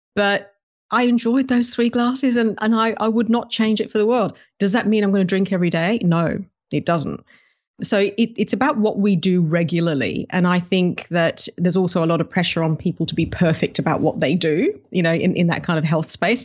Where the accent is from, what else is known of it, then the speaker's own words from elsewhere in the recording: United Kingdom; also born or lived in Africa; now in Melbourne, Australia; grew up in the U K